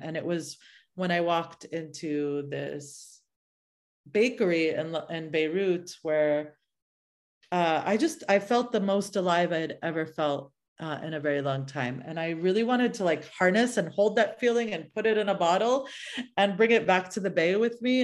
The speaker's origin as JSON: {"language": "English", "area": "suburb outside of Boston, New England", "region": "Massachusetts", "country": "United States", "tie": "born or raised there", "also_born_or_lived": "Oakland, California / San Francisco, California", "moved": "as an adult", "lives_now": "California, United States", "said": "my parents sort of settled in a very little suburb outside of, uh, Boston. And I grew up in New England and lived that kind of suburban New England life"}